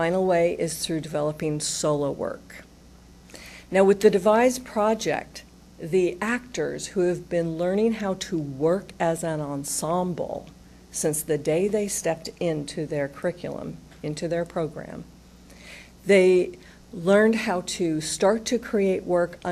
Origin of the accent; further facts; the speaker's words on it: Utah, United States; now in Columbus, United States; I'm from Utah